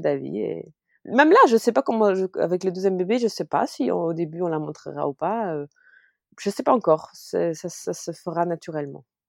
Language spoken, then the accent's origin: French; Luxembourg; also born or lived in Paris; Je suis luxembourgeoise et euh, après avoir voyagé partout dans le monde parce que j'ai été Miss, et bah, je suis revenue au Luxembourg